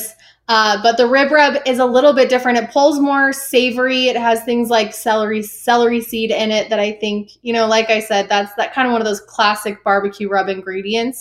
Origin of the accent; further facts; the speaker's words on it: Utah, United States; I'm from Utah